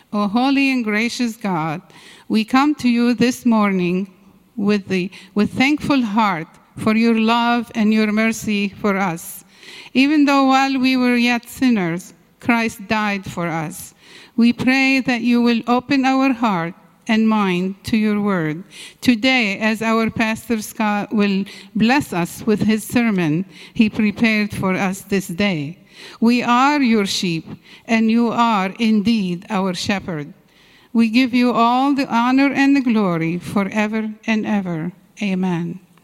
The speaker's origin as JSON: {"language": "English", "country": "Syria", "tie": "born or raised there", "moved": "yes", "said": "I was uh, born and raised in Syria"}